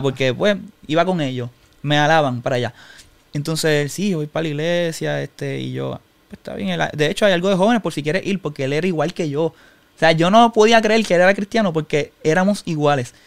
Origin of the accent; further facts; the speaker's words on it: Humacao, Puerto Rico; nací en Humacao, toda mi vida viví en Humacao, estudié en Humacao